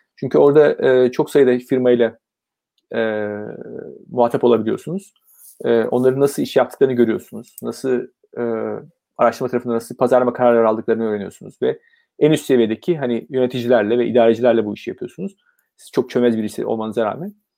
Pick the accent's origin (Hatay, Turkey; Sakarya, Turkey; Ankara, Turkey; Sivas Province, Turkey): Ankara, Turkey; moved away as an adult; also born or lived in Izmir / Istanbul; E, ben 1970 Ankara doğumluyum. E, bir çocukluk dönemi Ankara'da geçiyor.